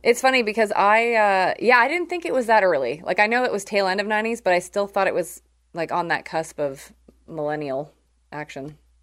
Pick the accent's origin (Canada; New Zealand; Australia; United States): Canada; I'm from Canada